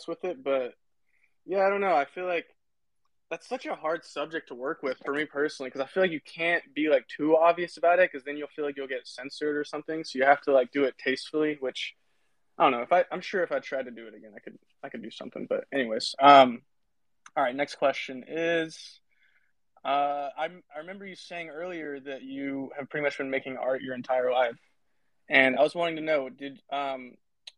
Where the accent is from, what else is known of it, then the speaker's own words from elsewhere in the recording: Tennessee, United States; I grew up in Tennessee